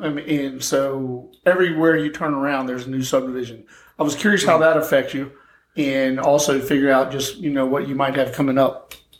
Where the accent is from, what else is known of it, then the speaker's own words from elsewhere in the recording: Texas, United States; moved away; I grew up in Texas on a, I guess, a cattle ranch.